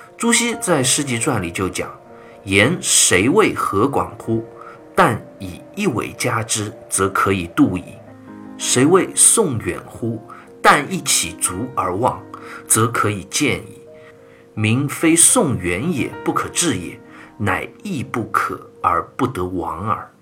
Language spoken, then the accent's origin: Chinese; China; 我们中国人